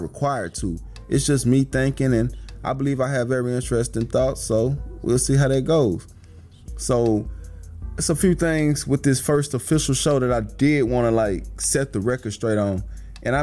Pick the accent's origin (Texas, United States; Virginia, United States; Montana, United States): Texas, United States; Houston; I'm from Houston. I'm 31. I'm black.